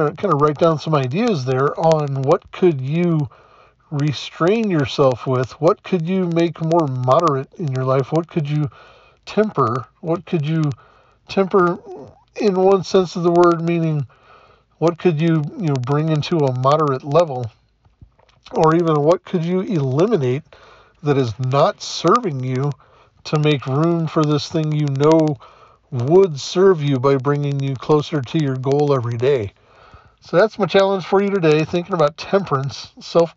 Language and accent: English; the South, United States; Growing up in the South